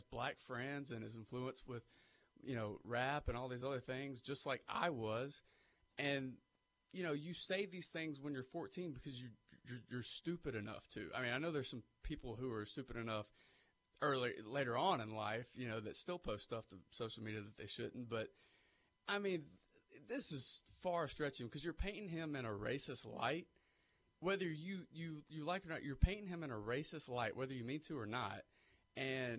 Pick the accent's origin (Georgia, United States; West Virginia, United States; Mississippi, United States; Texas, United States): Georgia, United States; Vidalia; moved away as an adult; I grew up in Vidalia. I went to a public school